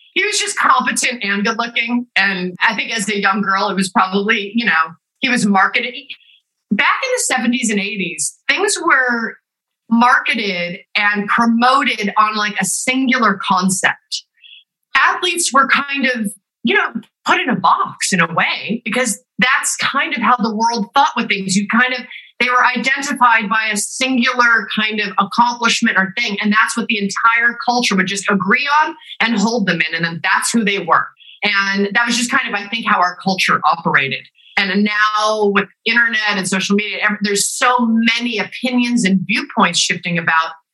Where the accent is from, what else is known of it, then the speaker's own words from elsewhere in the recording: Los Angeles, California, United States; I grew up also